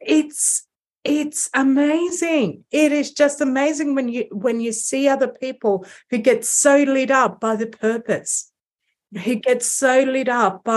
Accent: Greece; I'm from Greece

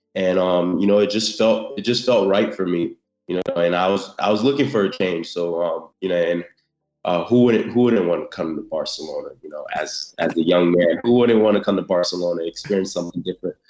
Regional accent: South Florida, United States; also born or lived in Haiti; I was I was born in Haiti, um, in Haiti, and I came to the states when I was two years old in um, South South Florida

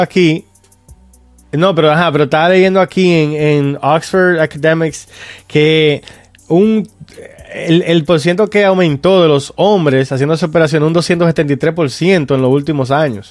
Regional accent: Dominican Republic; nosotros que somos dominicanos

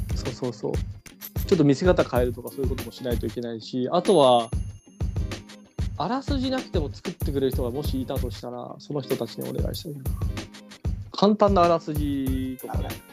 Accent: Ehime, Japan; now in Tokyo, Japan; 俺の出身の愛媛県

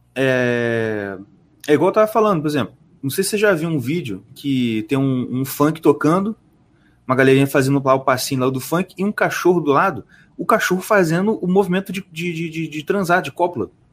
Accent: Nova Iguaçu, Rio de Janeiro, Brazil; nascido e criado em Nova Iguaçu

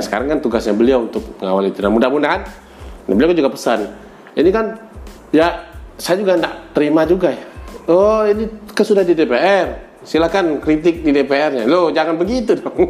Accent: Minangkabau, West Sumatra, Indonesia; saya orang Minang

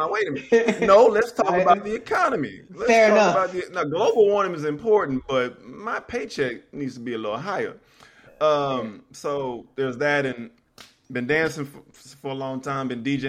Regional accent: Houston, Texas, United States; now in Atlanta, United States; born and raised in Houston, I'm in Atlanta now.

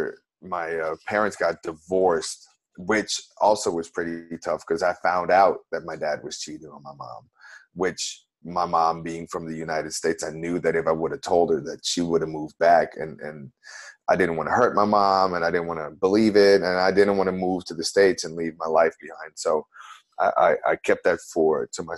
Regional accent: Amsterdam, North Holland, Netherlands; moved away as an adult; now in New Orleans, United States; I've been living in New Orleans for 10 years, and originally I'm from Amsterdam, the Netherlands in Europe

